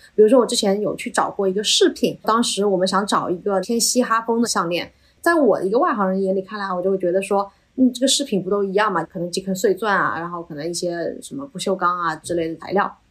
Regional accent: Yiwu, Zhejiang, China; 在我们义乌这边做电商的一些创业者

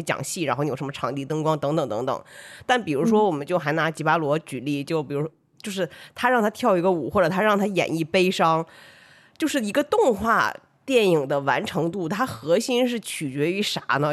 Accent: Northeast China, China; 我是一个东北人

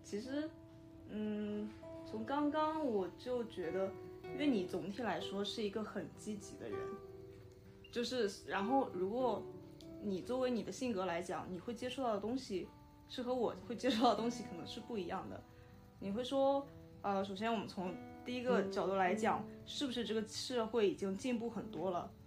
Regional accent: Shandong, China; 因为我是山东人

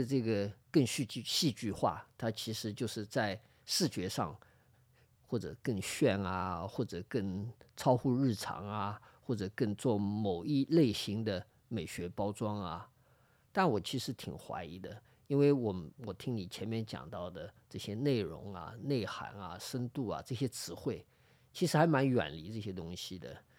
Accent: Shanghai, China; 我其实以前就在这儿附近长大啊，我的小学、中学什么我都是家里都住在这里，就住在现在录音的这个地方的斜对面啊，

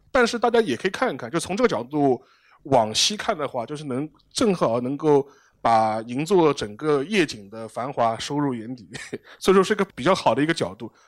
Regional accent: China; 我们中国人

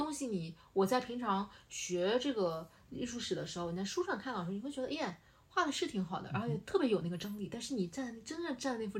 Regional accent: Nanjing, Jiangsu, China; 我觉得就是费城会就会 remind 我，呃，想到我的老家南京，

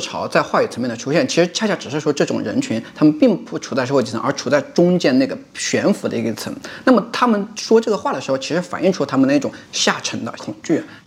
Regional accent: Hunan, China; also born or lived in Beijing; now in Shenzhen, China; 你问我是哪里人，我其实会很 很肯定地跟你说，我是个湖南人

